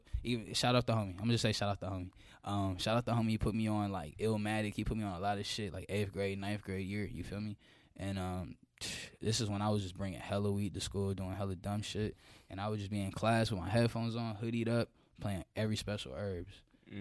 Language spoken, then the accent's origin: English; Georgia, United States; But I grew up in DeKalb County. And then my last 3 years of high school, wiggled up to the North Side. You feel me? Got cultured at Norcross.